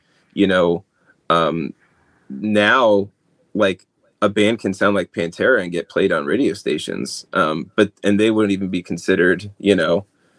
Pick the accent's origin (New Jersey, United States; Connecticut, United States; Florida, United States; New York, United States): New Jersey, United States; I'm from New Jersey, by the way. So I definitely understand when I tell people I'm from New Jersey, you can imagine all the stereotypes and I'm Italian, so, you know, Jersey Shore.